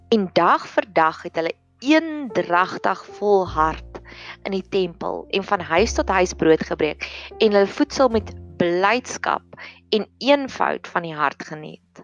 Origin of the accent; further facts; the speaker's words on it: South Africa; ons Afrikaner boere gemeenskappe